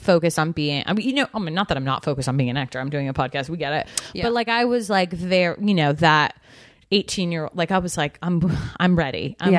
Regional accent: Georgia, United States; accent: Southern; I was in Georgia. {S4} Okay. {S3} I'm from Georgia.

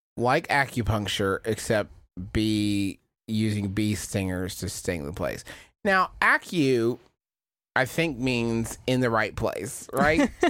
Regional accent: United States; I'm from America.

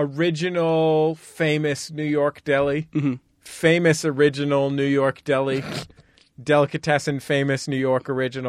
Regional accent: United Kingdom; I'm actually British. I don't know if you knew that.

